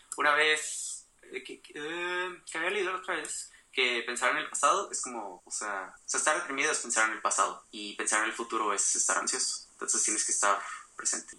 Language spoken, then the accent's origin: Spanish; Mexico; nuestra identidad como mexicanos